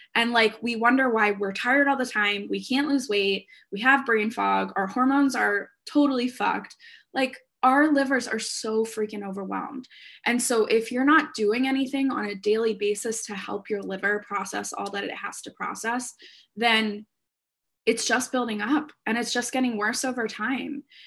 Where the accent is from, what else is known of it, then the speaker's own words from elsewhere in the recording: Philadelphia, Pennsylvania, United States; also born or lived in Orlando; I'm from the Philadelphia area